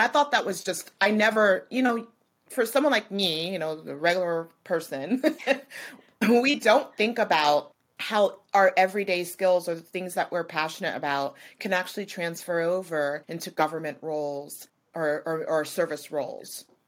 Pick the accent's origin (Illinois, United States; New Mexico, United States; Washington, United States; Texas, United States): New Mexico, United States; now in California, United States; I'm from New Mexico, so I grew up in the desert